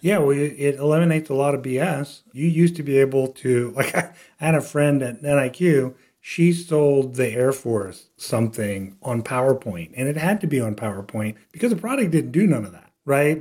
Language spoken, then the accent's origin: English; South Louisiana, United States; moved away as an adult; now in Austin, United States; I grew up in South Louisiana, all the way south